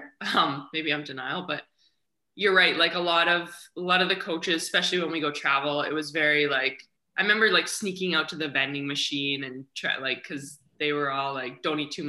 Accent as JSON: {"language": "English", "town": "Kamloops", "region": "British Columbia", "country": "Canada", "tie": "born or raised there", "moved": "as an adult", "lives_now": "Vancouver, Canada", "said": "I grew up in a little town about 4 hours interior to Vancouver called Kamloops."}